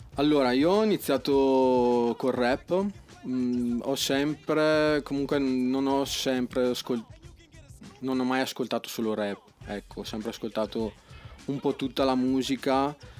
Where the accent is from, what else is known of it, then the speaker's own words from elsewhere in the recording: Bagnolo Mella, Lombardy, Italy; Di Brescia, anzi sono di Bagnolo